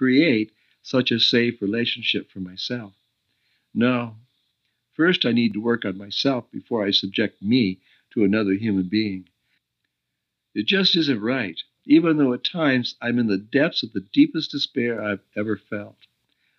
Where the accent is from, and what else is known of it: United States; moved away as an adult; also born or lived in Oregon; now in Costa Rica